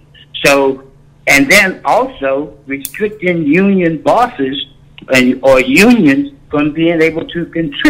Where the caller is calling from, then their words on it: Virginia, United States; I'm calling from Virginia.